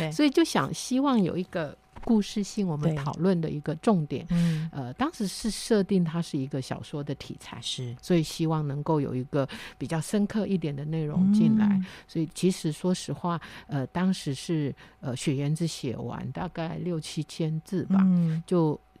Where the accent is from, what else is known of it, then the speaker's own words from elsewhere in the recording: Beipu, Hsinchu County, Taiwan; accent: Hailu Hakka; 我我在新竹县北埔乡长大